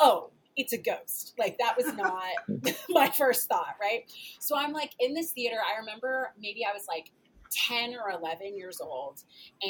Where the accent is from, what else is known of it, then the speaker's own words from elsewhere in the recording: Paducah, Kentucky, United States; moved away as an adult; I was born and raised in Paducah, Kentucky, which is, you know, that's my hometown. I lived there until I was 19